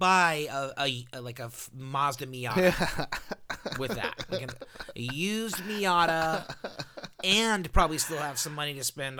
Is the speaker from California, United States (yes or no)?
yes; California, United States; I mean, I'm from Southern California.